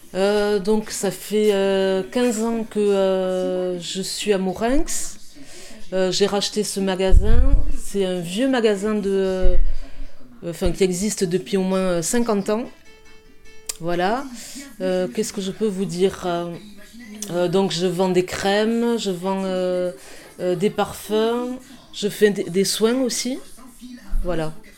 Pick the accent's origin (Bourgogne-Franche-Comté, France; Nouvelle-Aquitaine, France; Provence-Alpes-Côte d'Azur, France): Nouvelle-Aquitaine, France; Mauléon; moved away as an adult; now in Mourenx, France; Je suis pas née à Mourinx, voilà. je suis née à Moléon